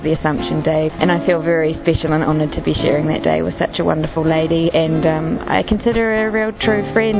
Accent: New Zealand; I'm 31 and I'm from New Zealand

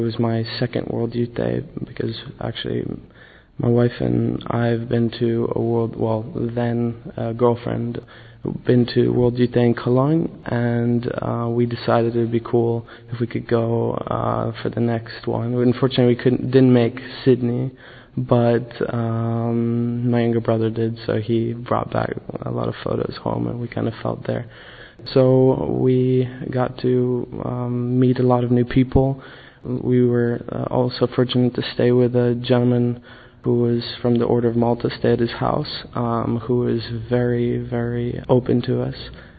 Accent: Poland; also born or lived in United States / Caribbean; I'm 25. I'm a Polish American. I was born in the States and grew up in the Caribbean and Poland.

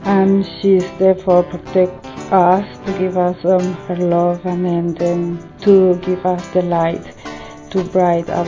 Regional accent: Colombia; I'm from Colombia.

